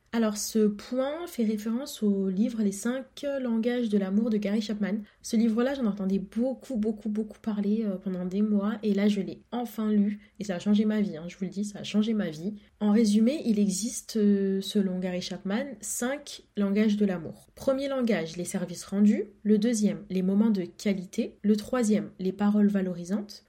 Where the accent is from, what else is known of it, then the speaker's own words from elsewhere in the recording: Comoros; je suis comorienne